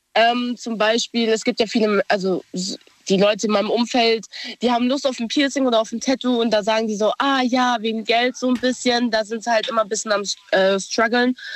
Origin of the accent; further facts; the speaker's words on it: Idar-Oberstein, Rhineland-Palatinate, Germany; ich bin aus Ida Oberstein